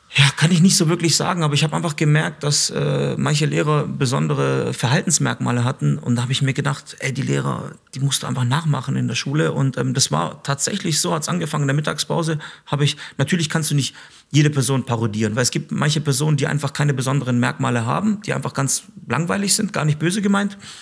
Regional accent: Stuttgart, Baden-Württemberg, Germany; also born or lived in Mitrovica, Kosovo; so sehe ich mich tatsächlich als albanischen äh, Schwaben

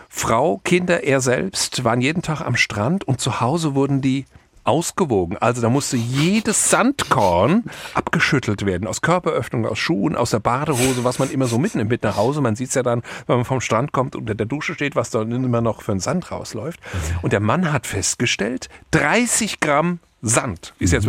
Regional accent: Germany; now in Mallorca, Spain; bei uns in Deutschland

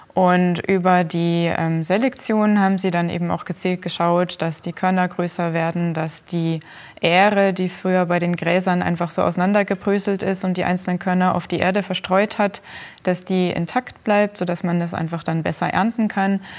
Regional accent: Germany; bei uns in Deutschland

